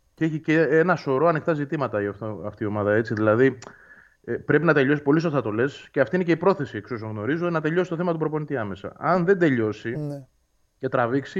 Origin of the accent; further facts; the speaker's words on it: Nea Filadelfeia, Attica, Greece; μεγάλωσα στη Φιλανδία. Γεννήθηκα εκεί